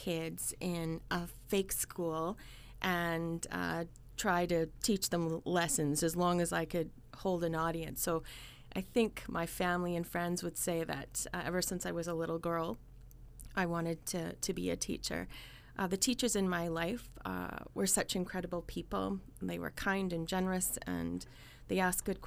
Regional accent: Winnipeg, Manitoba, Canada; moved away as an adult; also born or lived in Edmonton; now in Brandon, Canada; I was born in Winnipeg, actually. So I spent my first year in Winnipeg. And then my family moved out to Edmonton. And so we were there till I was in about grade 4 and then headed back to Winnipeg

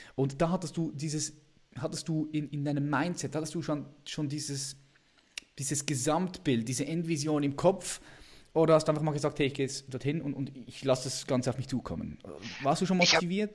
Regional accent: Switzerland; accent: Swiss; wir sind beide Schweizer. Nur okay. du kannst viel besser Hochdeutsch sprechen als ich. Bei mir hört man das ja noch ständig.

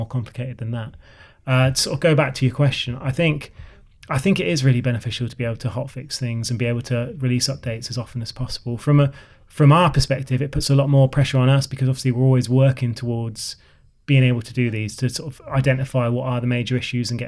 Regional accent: Oxford, South East England, United Kingdom; moved away; I'm sort of from Oxford Way originally.

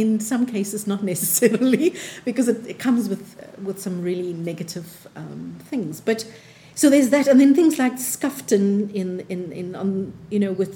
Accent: Cape Town, Western Cape, South Africa; we were growing up in Athlone, so growing up on the Cape Flats

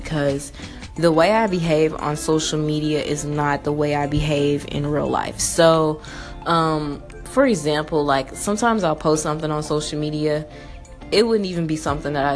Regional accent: Memphis, Tennessee, United States; moved away as an adult; now in Atlanta, United States; I'm from Memphis, Tennessee, born and raised. I lived there from 0 to 20 years old

